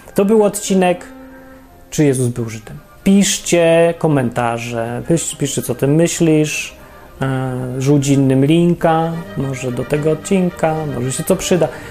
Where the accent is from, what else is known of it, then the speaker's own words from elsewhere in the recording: Poland; ja się urodziłem w Polsce, akurat nie wybierałem